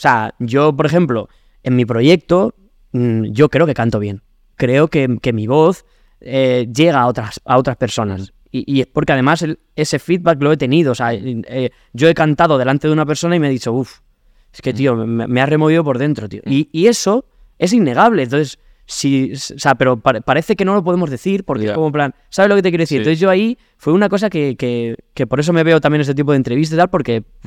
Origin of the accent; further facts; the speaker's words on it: Alcázar de San Juan, Castilla-La Mancha, Spain; moved away as an adult; also born or lived in Madrid; por eso le tengo tanto cariño a mi pueblo. Hmm porque igual que lo pasé tan mal cuando era chaval